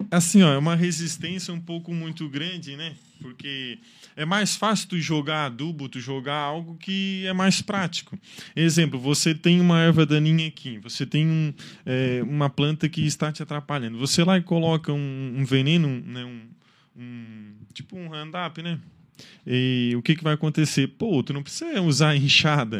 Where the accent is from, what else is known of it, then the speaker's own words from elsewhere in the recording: Içara, Santa Catarina, Brazil; moro na Isara, cresci na Isara, sou isarense